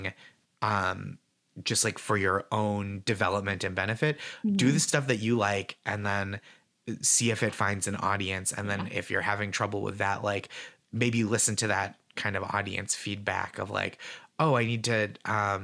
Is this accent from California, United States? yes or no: no; Boston, Massachusetts, United States; moved away as an adult; now in New York City, United States; I'm from here. I moved. I don't live here anymore, but it's so special to be in my hometown